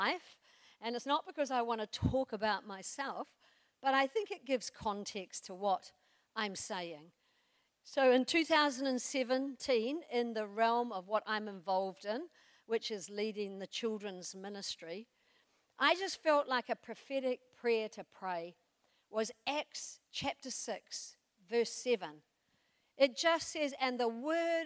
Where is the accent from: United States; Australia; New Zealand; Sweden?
New Zealand; I come from New Zealand